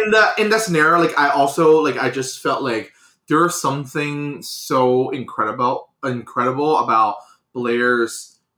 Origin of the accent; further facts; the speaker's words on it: China; English is a second language; moved away as an adult; So first of all, I was born and raised in China. I was there for 18 years, um, and I moved to this country 12 years ago.